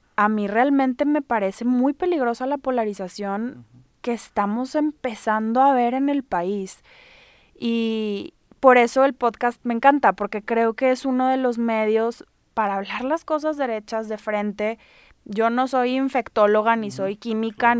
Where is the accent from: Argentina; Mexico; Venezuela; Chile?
Mexico; now in Monterrey, Mexico; somos mexicanos